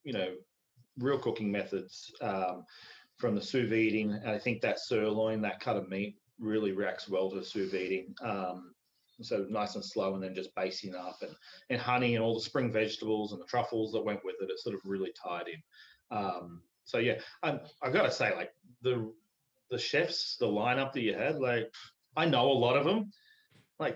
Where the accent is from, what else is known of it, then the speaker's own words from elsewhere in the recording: Melbourne, Victoria, Australia; moved away; Melbourne, where I'm from, has the biggest population of Greeks outside of Athens